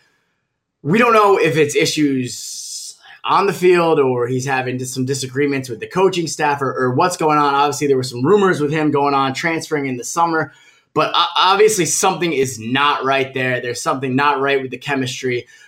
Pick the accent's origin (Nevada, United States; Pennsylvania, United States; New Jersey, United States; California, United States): New Jersey, United States; I'm from Jersey.